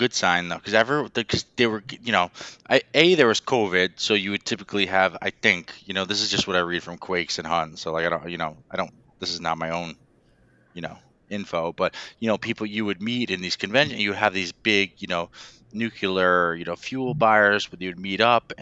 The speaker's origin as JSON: {"language": "English", "area": "Westchester", "region": "New York", "country": "United States", "tie": "born or raised there", "said": "I grew up in Westchester, so it's like 10 minutes from where Indian Point is"}